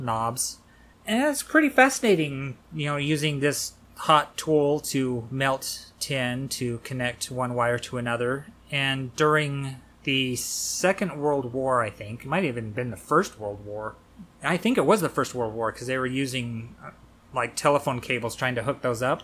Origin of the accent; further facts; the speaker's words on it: United States; that's the thing about being American